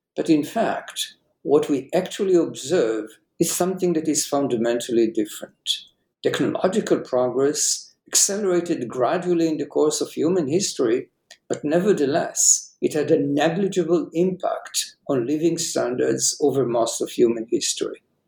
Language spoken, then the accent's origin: English; Jerusalem, Jerusalem District, Israel; I was uh, born and raised in Jerusalem